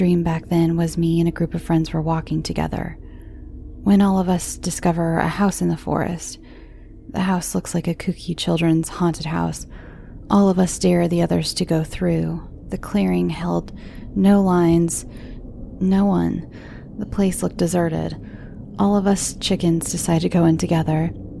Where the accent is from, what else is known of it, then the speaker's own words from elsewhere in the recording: Cleveland, Ohio, United States; I grew up in Cleveland. The late 80s and early 90s had most of my family living on two streets.